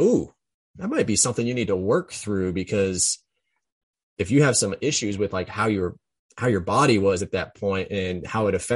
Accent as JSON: {"language": "English", "town": "Jefferson City", "region": "Missouri", "country": "United States", "tie": "born or raised there", "moved": "yes", "said": "me growing up in Jefferson City."}